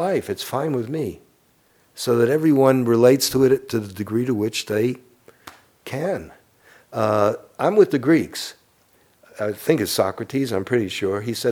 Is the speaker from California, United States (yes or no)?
no; New York City, New York, United States; moved away; I'm from Brooklyn, and we're warped